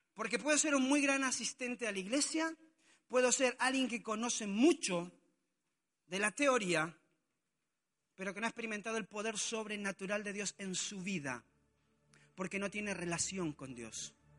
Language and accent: Spanish; Argentina; moved away as an adult; also born or lived in Mexico; mi casa en Argentina. Llevaba tres años y medio sin ver a mi familia